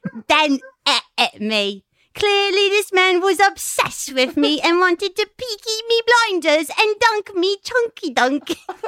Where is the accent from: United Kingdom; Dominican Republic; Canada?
United Kingdom; England; I'm from England.